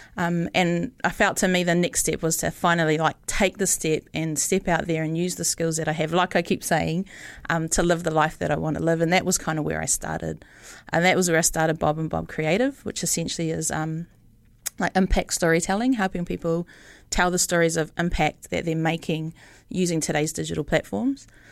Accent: Rotorua, Bay of Plenty, New Zealand; also born or lived in Palmerston North; now in Auckland, New Zealand; I grew up in Rotorua, moved to Palmerston North, studied photography down there

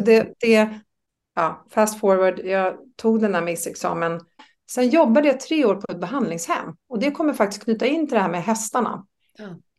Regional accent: Österskär, Stockholm County, Sweden; moved away as an adult; also born or lived in Norrköping; jag är uppväxt i Österskär.

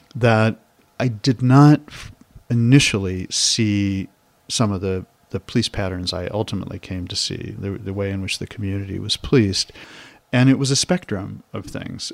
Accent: Chicago, Illinois, United States; moved away as an adult; I grew up in Kenwood and Hyde Park

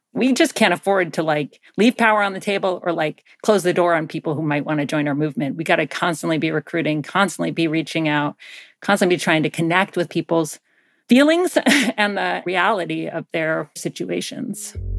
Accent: Athens, Georgia, United States; I grew up in Georgia, in Athens, Georgia

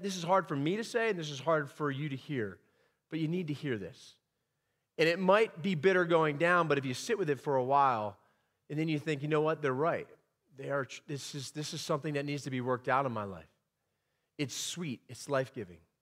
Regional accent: Pennsylvania, United States; moved away; I'm from the great state of Pennsylvania

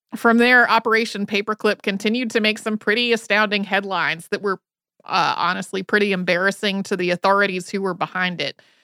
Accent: Winston-Salem, North Carolina, United States; also born or lived in Asheville, North Carolina; I grew up outside of Winston-Salem, North Carolina

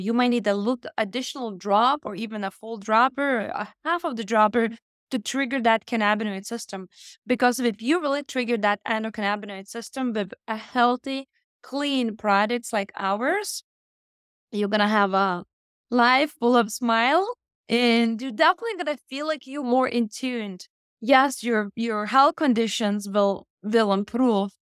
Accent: Lithuania; moved away as an adult; now in United States; I came from Lithuania in the United States when I was twenty-one

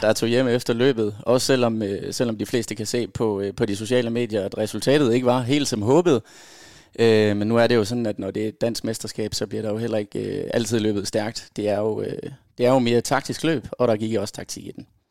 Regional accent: Aarhus, Central Denmark Region, Denmark; Født og opvokset i Aarhus

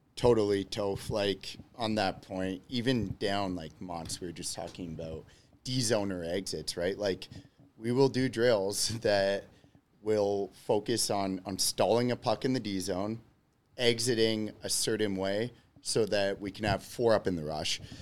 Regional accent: Georgetown, Ontario, Canada; moved away as an adult; also born or lived in Clinton, New York / Rochester; now in Chicago, United States; I am originally from Georgetown, Ontario

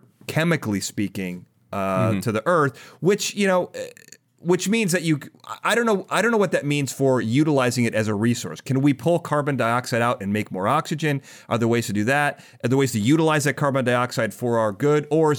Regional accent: Chicago, Illinois, United States; But I grew up in Chicago where winter's like 8 months.

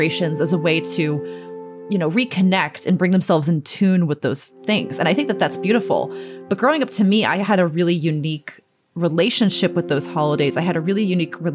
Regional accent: Cape Cod, Massachusetts, United States; now in New York City, United States; Growing up on the Cape, it's a much weirder and a much darker and a much more wild place

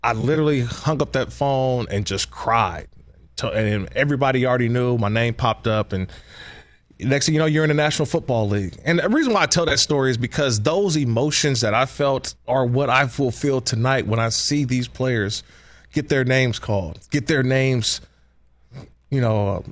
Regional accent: California, United States; 510 was also my hometown's area code

